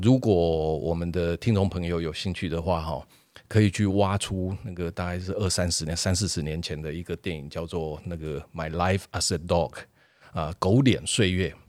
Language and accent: Chinese; Taiwan; 我们台湾人